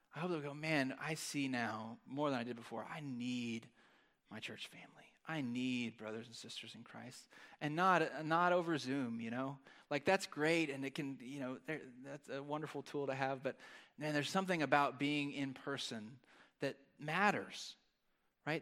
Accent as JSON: {"language": "English", "country": "United States", "said": "as an American"}